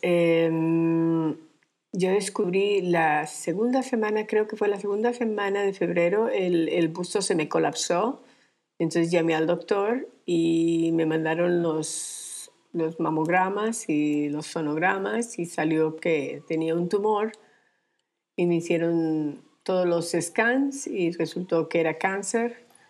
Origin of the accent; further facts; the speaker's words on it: Armenia, Quindío, Colombia; moved away as an adult; also born or lived in Europe / New York; now in Minca, Colombia; Nací en, eh, nací en Colombia, en la ciudad de Armenia, pero salí de, Colombia desde que tenía 25 años